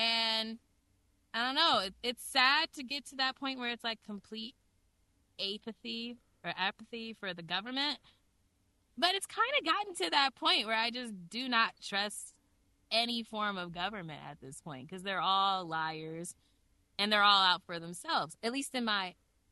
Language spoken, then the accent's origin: English; United States; me as an American, a regular American